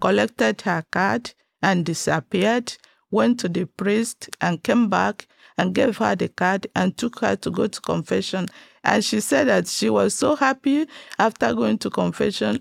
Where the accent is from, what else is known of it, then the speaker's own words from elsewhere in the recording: Nigeria; now in Texas, United States; I was born and brought up in Nigeria